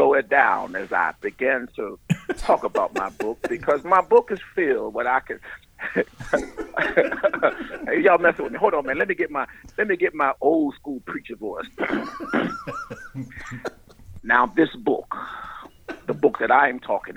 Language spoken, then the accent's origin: English; Baltimore, Maryland, United States; moved away as an adult; also born or lived in Arlington, Texas / Dallas, Texas; I grew up in Baltimore